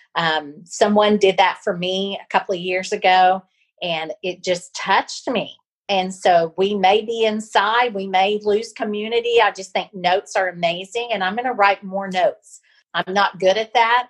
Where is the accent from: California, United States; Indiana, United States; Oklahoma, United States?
Oklahoma, United States; Pawhuska; moved away; Osage County, which is where I grew up